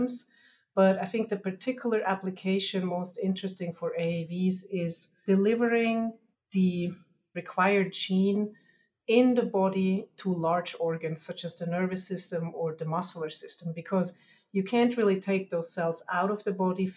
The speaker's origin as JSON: {"language": "English", "country": "Switzerland", "accent": "Germanish", "moved": "yes", "said": "I'm originally from Switzerland, so you'll hear my Germanish accent"}